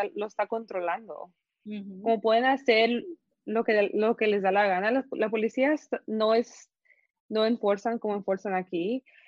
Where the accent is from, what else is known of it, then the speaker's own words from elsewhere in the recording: Guatemala; yo soy Guatemala